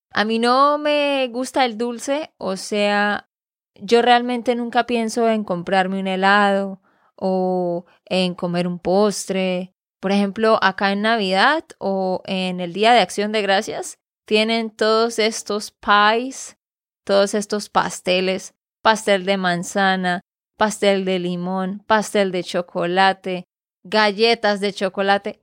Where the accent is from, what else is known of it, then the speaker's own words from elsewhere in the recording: Santander, Colombia; de Santander, Colombia